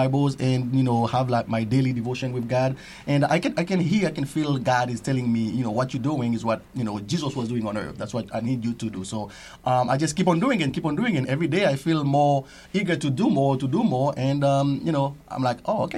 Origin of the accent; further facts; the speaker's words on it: Haiti; moved away; I was born and raised as well in the Salvation Army. I am from Haiti, in a small town called Lazil, the best town in Haiti.